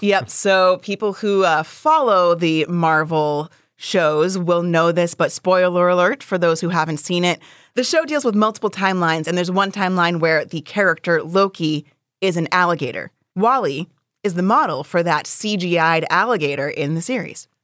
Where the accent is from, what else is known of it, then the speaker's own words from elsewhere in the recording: Philadelphia, Pennsylvania, United States; I'm a Philadelphian. I am going to celebrate with my city